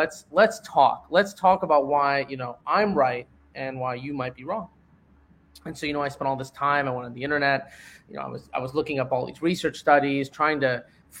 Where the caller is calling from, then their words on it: Miami, Florida, United States; I'm currently in Miami, Florida, so it's actually raining cats and dogs here